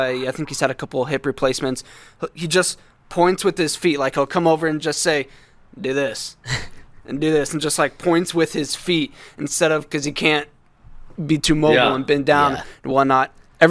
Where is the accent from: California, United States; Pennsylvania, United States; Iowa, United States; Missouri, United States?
Iowa, United States; Ames; since I'm from the Ames area